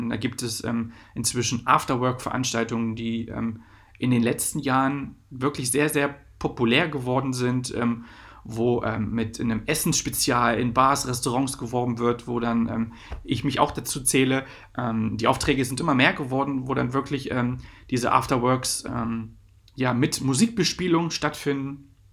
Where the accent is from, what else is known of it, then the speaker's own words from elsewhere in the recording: Lower Saxony, Germany; Ich komme halt aus Wolfenbüttel, Braunschweig, Salzgitter.